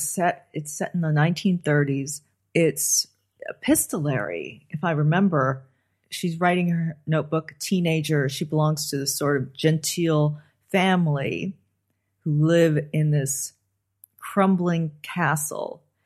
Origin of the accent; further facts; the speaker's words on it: Los Angeles, California, United States; I grew up on the Sunset Strip